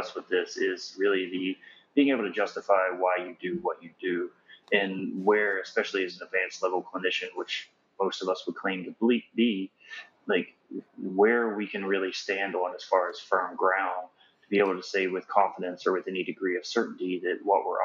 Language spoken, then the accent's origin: English; the South, United States; accent: Southern; my Southern accent